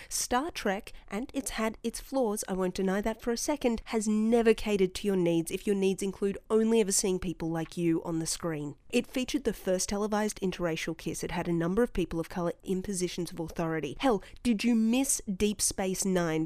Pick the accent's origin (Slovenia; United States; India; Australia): Australia; as an Australian